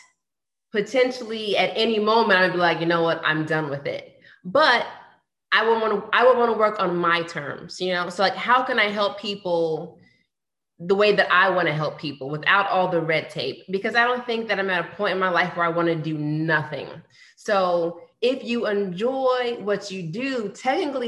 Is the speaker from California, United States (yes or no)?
no; New York, United States; also born or lived in Washington, D.C.; now in Atlanta, United States; I went to the Mecca and I'm in Atlanta and I'm from New York